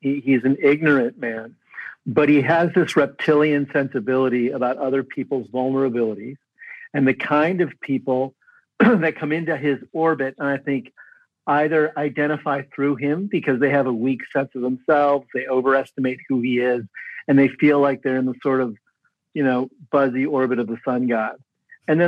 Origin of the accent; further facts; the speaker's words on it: Midwest, United States; moved away; I grew up in the Midwest